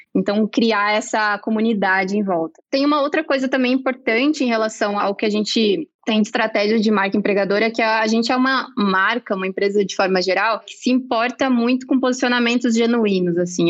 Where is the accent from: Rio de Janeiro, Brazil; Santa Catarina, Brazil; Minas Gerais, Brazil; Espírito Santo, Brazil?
Santa Catarina, Brazil; moved away as an adult; now in São Paulo, Brazil; Eu sou catarinense, mas eu moro em São Paulo há pouco mais de um ano e meio